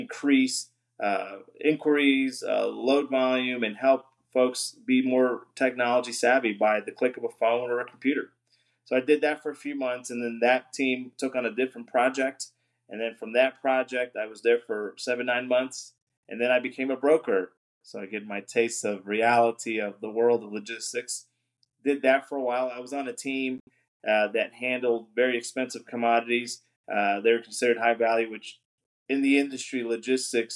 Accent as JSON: {"language": "English", "region": "New Jersey", "country": "United States", "moved": "as an adult", "lives_now": "Arkansas, United States", "said": "we're both from the Northeast. We lived in New Jersey"}